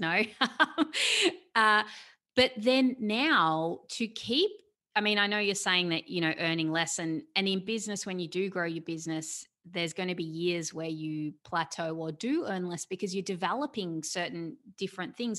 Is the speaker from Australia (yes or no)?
yes; Australia; I'm an Australian, I'm here in Australia.